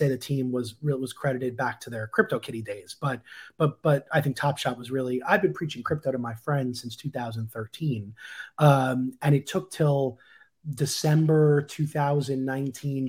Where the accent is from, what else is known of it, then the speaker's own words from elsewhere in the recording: Long Island, New York, United States; moved away; I was back in my hometown in Long Island